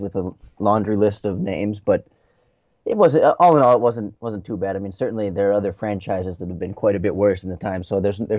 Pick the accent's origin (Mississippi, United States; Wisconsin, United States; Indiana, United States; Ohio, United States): Wisconsin, United States; southern; I'm from southern Wisconsin, and I still live in southern Wisconsin. I actually go to school at the University of Wisconsin-Madison